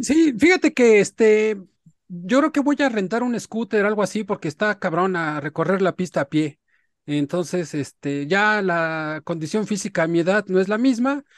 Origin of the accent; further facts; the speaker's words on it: Mexico; como mexicanos